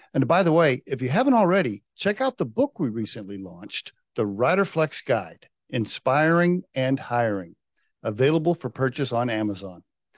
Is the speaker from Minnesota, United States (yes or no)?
no; Oklahoma, United States; moved away; I grew up in Oklahoma.